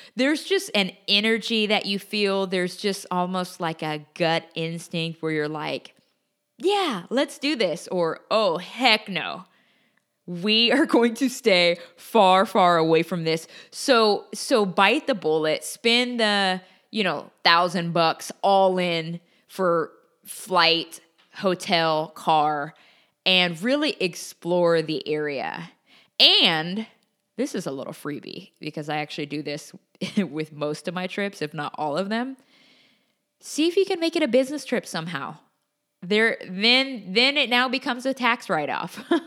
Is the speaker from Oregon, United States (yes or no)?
yes; Portland, Oregon, United States; also born or lived in Los Angeles, California; now in Texas, United States; my hometown, Portland, Oregon